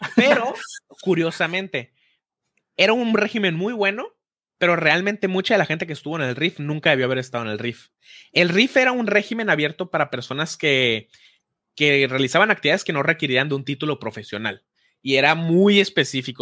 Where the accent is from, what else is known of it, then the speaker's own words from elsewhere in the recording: Hermosillo, Sonora, Mexico; yo soy de Hermosillo